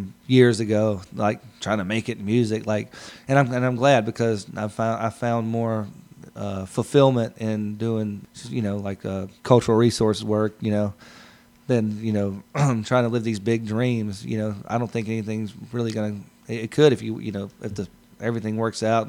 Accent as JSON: {"language": "English", "region": "Mississippi", "country": "United States", "said": "I'm from Mississippi too."}